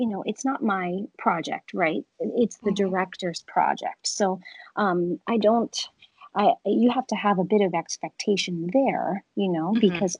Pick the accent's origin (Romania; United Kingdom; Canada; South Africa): Canada; My parents are from there. And, you know, even though I grew up in Canada